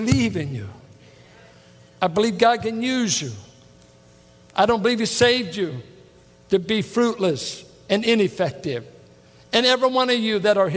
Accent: Richmond, California, United States; Richmond, California

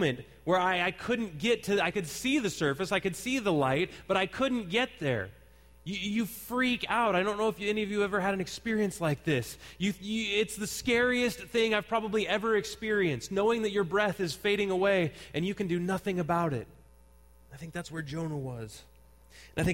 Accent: Santa Cruz, California, United States; I grew up in Santa Cruz, and one of the children's programs that they have in Santa Cruz area is called Junior Lifeguards

